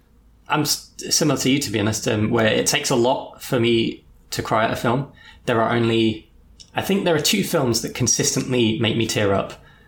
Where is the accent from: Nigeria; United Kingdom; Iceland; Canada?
United Kingdom; England; someone like we'll mention that from England